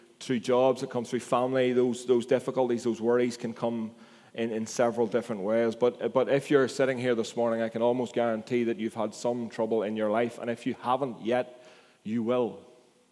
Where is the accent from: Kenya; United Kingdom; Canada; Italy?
United Kingdom; Rathfriland, Northern Ireland; accent: culchie; I have a culty accent